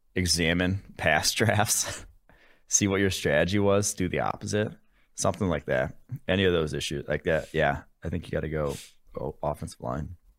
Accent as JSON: {"language": "English", "area": "West Allis / Brookfield", "region": "Wisconsin", "country": "United States", "tie": "born or raised there", "also_born_or_lived": "Illinois", "moved": "yes", "said": "I grew up in West Dallas and then Brookfield for, like, a little bit before I moved to Illinois"}